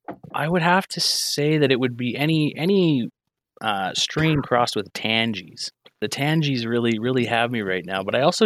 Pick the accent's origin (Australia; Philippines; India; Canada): Canada; Edmonton, Alberta; I was born and raised in Edmonton, Alberta.